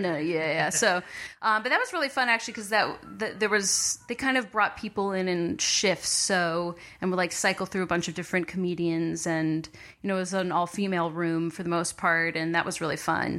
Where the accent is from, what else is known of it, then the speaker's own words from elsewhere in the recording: Montclair, New Jersey, United States; moved away; I grew up in Montclair, New Jersey